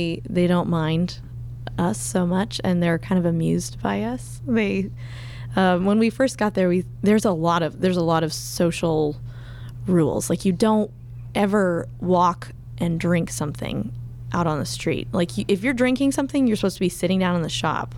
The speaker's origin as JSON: {"language": "English", "country": "United States", "moved": "as an adult", "lives_now": "Japan", "said": "I was from America"}